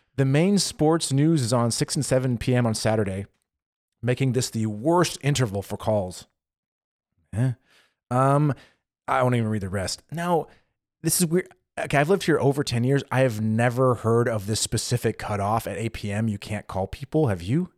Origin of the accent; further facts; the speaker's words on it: California, United States; moved away as an adult; now in Germany; where I grew up in California